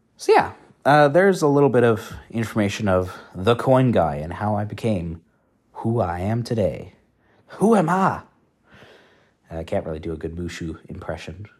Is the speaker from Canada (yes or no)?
yes; Canada; moved away as an adult; now in Netherlands; I am from Canada